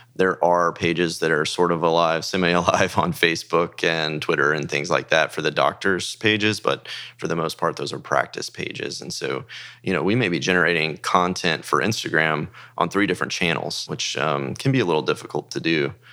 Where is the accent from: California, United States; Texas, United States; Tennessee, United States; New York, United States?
Texas, United States; Dallas; also born or lived in Frisco, Texas; I grew up in Texas in the Dallas area